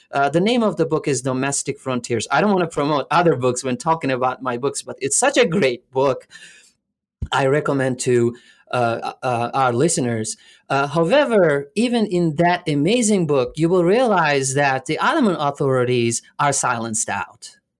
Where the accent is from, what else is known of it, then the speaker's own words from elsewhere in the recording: Alanya, Antalya, Turkey; also born or lived in Canada; now in Florida, United States; I was born in Alanya, which is a, uh, a little uh, touristy place in southern uh, Turkey